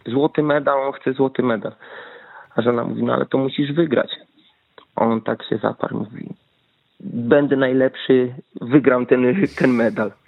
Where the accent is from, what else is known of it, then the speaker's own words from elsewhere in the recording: Wałbrzych, Lower Silesian Voivodeship, Poland; moved away as an adult; now in Norway; jestem z Wałbrzycha